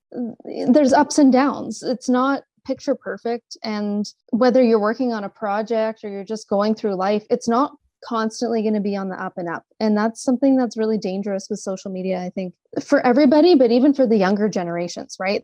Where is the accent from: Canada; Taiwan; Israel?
Canada; Sudbury, Ontario; moved away as an adult; also born or lived in Montreal / Toronto; now in Calgary, Canada; born and raised in Sudbury, actually, and uh, it was a great place to grow up